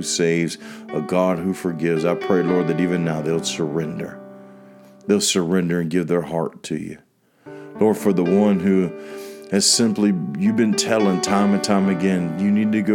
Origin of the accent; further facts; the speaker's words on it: DeLand, Florida, United States; which is in Deland, Florida, which was a block away from the church that I was serving at. It's right in my hometown where I was born and raised.